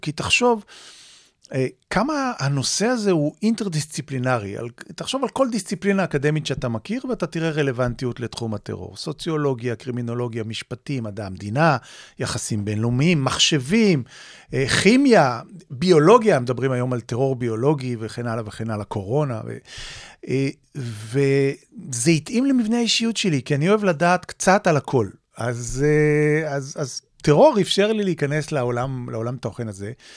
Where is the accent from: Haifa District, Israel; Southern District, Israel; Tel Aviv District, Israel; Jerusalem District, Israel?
Tel Aviv District, Israel; Tel Aviv; כנער צעיר באמת, אה, שחי וגדל בתל אביב, בישראל